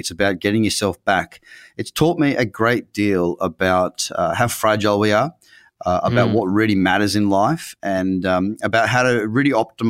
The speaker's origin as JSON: {"language": "English", "town": "Noosa Heads", "region": "Queensland", "country": "Australia", "said": "I'm from Noosa Heads. I had my first business at 6 years old, literally six, 3 weeks into grade one."}